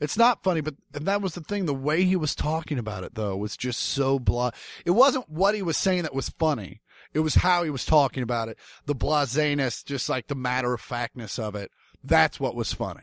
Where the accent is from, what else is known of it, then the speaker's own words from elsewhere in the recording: Kansas City, United States; growing up in Kansas City